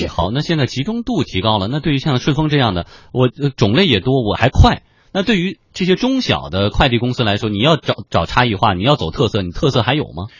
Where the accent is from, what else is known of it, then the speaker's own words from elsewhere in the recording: Yantai, Shandong, China; moved away; 我的老家呢，在山东烟台